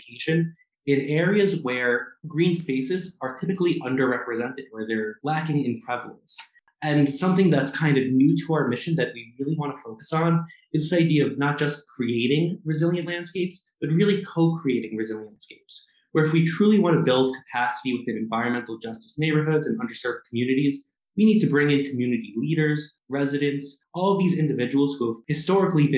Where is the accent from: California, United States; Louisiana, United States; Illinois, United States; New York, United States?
New York, United States; New York City; now in Minnesota, United States; I grew up in Queens, New York, in the most urban of urban communities.